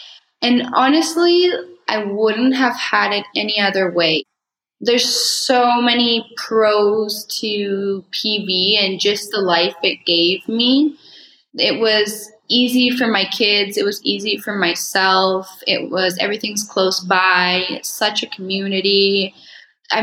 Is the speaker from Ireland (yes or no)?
no; Mexico; Coldwell Banker has been such a big part of my story with growing up in Mexico